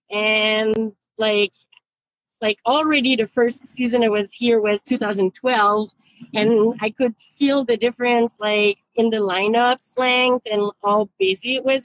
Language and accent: English; Quebec, Canada; moved away as an adult; now in Vancouver, Canada; I moved out from Quebec out west uh, the very day I finished my college degree.